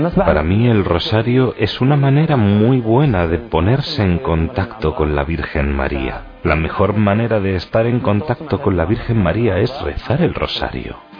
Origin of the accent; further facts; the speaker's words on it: Beit Jala, West Bank, Palestine; soy de Beijala. Beijala es un pueblo pequeño cerca de Belén